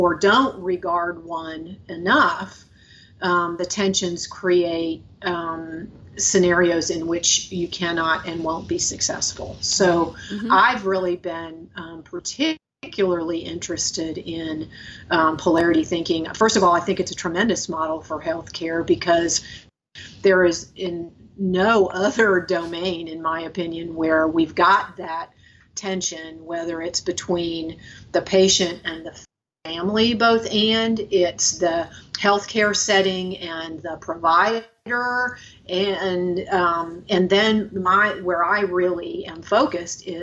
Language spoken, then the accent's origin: English; Florida, United States; moved away as an adult; also born or lived in Wisconsin / Chicago / Atlanta; I was born in Wisconsin, but my family migrated us to Florida when I was little. And so I grew up in Florida.